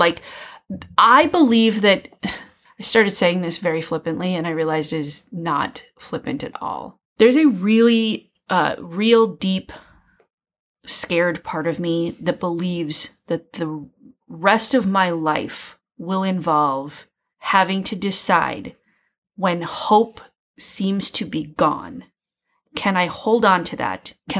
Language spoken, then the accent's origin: English; Minnesota, United States; moved away; I grew up in Minnesota.